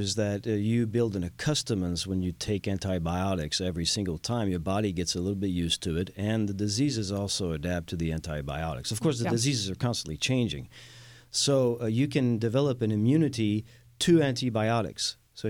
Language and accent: English; France; now in Houston, United States; I am the Texan from France.